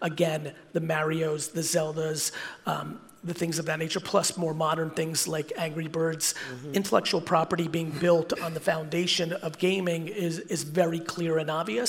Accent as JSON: {"language": "English", "country": "United States", "tie": "born or raised there", "also_born_or_lived": "Soviet Union", "said": "I came to the United States when I was 3, and I grew up in the 80s"}